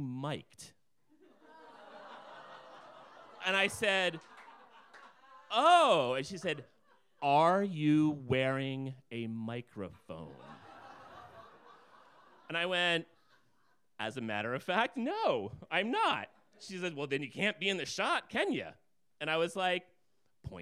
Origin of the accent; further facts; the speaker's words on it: New Jersey, United States; now in Alaska, United States; I'm originally from New Jersey.